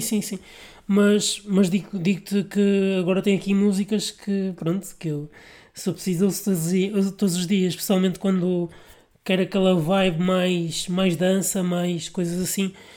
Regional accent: Vila Nova de Gaia, Norte, Portugal; eu sou de Gaia

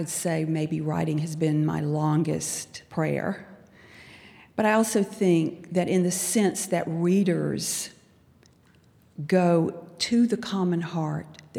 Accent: Albany, Georgia, United States; I grew up in pre-civil rights South as a child

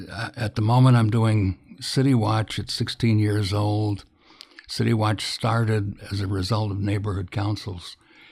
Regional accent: Illinois, United States; moved away as an adult; I'm from the Midwest, was born in Illinois about 1,000 years ago, and spent and left the absolute minute that I could get out.

